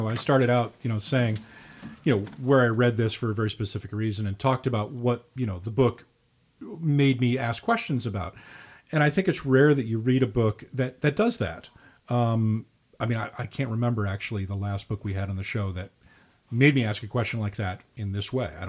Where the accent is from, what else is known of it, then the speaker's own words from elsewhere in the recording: United States; being an American